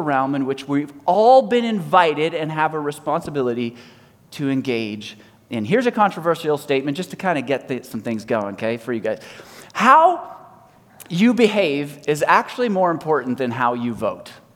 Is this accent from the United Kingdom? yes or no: no; Canada; I'm either Canadian or I'm Christian